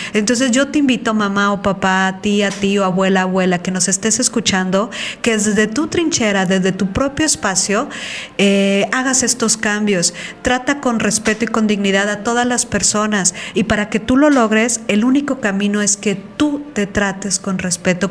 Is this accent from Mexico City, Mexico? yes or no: no; Veracruz, Mexico; moved away; soy de Veracruz